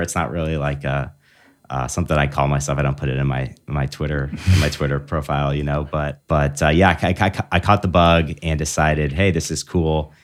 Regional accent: Big Rapids, Michigan, United States; moved away as an adult; also born or lived in Annapolis, Maryland / Washington State; now in South Bend, United States; I'm originally from Michigan. Uh, grew up in Big Rapids

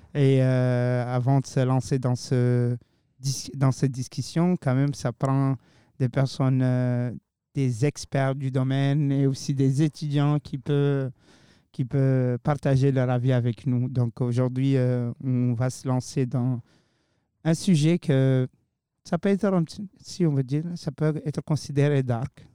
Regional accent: Mauritania; now in Moncton, Canada; chez moi en Mauritanie

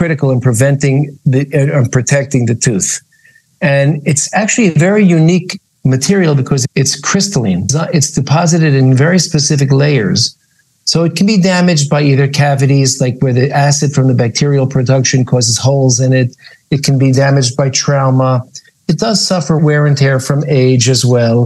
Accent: New York, United States; moved away as an adult; now in Israel; I grew up in New York, but I've been living in Israel lately

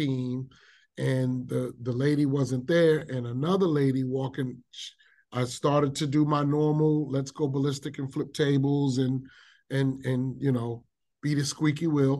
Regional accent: New York City, New York, United States; I grew up in South Bronx, which is one of our very urban communities

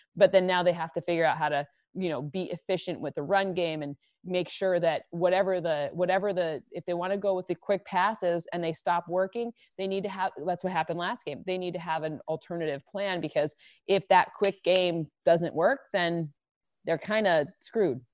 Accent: Michigan, United States; moved away; I'm originally from Michigan

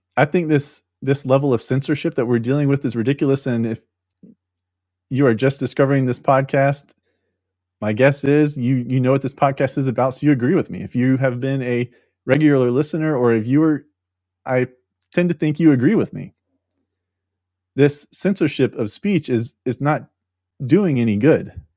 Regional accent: United States; we as the American people

